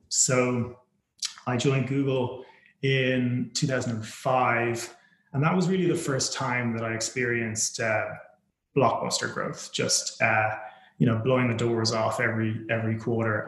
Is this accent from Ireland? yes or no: yes; Ireland; moved away as an adult; also born or lived in United States / United Kingdom; I was born and raised in Ireland